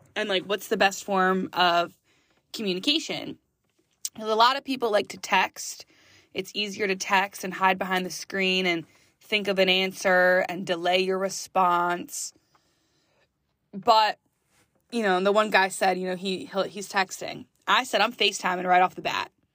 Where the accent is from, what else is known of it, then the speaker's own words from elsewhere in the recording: West Reading, Pennsylvania, United States; now in Philadelphia, United States; West Redding, Pennsylvania. That is my hometown